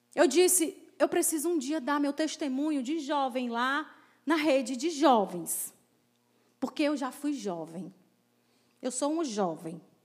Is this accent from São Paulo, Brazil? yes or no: no; Crateús, Ceará, Brazil; now in Fortaleza, Brazil; eu não sou daqui de Fortaleza, sou de Crateús. Então, era, era uma família muito renomada lá na minha cidade